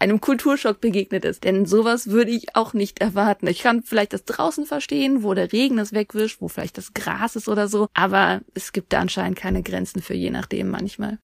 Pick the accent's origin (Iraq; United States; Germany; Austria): Germany; wenn ich als Deutsche ins Ausland gehe